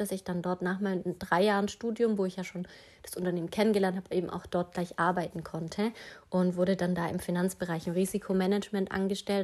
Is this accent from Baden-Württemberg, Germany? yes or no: yes; Stuttgart area, Baden-Württemberg, Germany; Ich komme ja aus dem Umkreis Stuttgart.